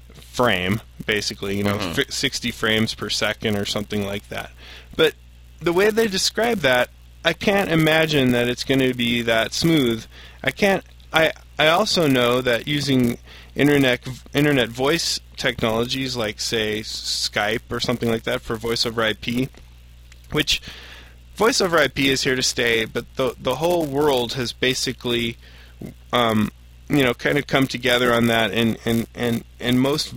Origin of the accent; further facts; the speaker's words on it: Missouri, United States; I am from Missouri. Initially.